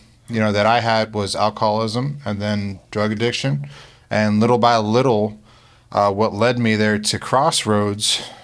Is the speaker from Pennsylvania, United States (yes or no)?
yes; Pennsylvania, United States; now in Florida, United States; In Northeast Pennsylvania.